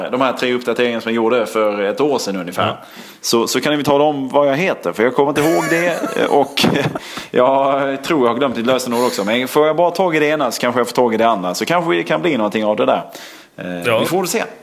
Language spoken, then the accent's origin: Swedish; Sölvesborg, Blekinge, Sweden; Herregud, när jag växte upp i Sölvesborg var det alltid så här.